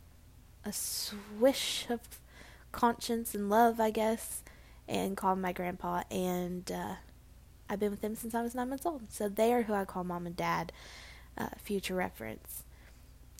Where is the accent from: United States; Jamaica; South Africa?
United States; Murfreesboro, Tennessee; accent: southern; now in Hendersonville, United States; It's called Murfreesboro, Tennessee